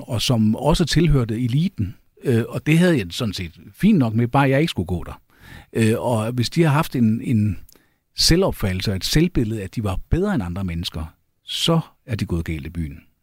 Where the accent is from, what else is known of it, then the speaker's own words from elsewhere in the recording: Jutland, Denmark; jeg er jyde